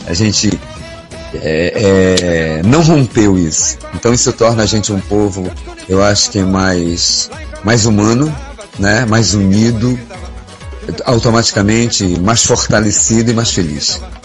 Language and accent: Portuguese; Belém, Pará, Brazil; na minha terra, é, Belém do Pará